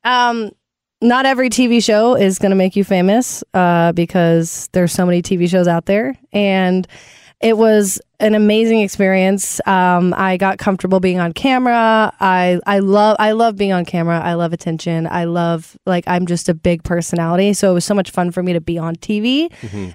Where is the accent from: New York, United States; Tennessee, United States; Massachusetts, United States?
Tennessee, United States; Nashville; born or raised there